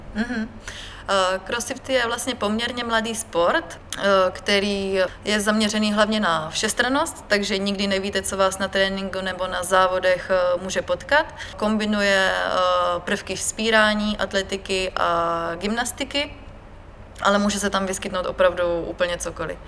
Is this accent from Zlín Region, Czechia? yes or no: no; Brno, South Moravian Region, Czechia; Narodila jsem se v Brně